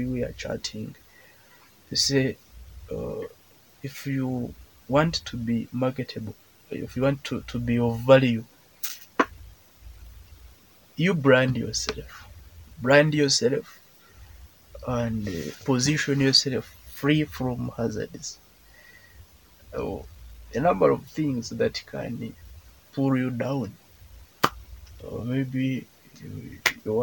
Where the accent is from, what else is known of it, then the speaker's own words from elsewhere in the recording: Ankole, Western Region, Uganda; we are from Ankole